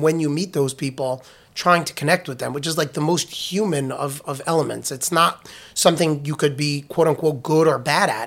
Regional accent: New York, United States; moved away as an adult; also born or lived in Washington, D.C.; I was born in New York. I had a, I lived in New York

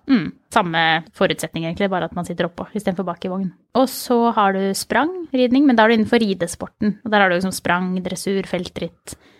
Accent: Mysen, Østfold, Norway; Jeg kommer fra Mysen

